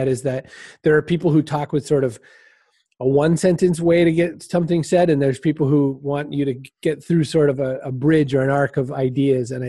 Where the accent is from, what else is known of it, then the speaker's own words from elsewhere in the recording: Augusta, Maine, United States; I lived in the capital city of Augusta, Maine, which was, as we were saying earlier, before we recorded, too big to really be a city and too small to be the country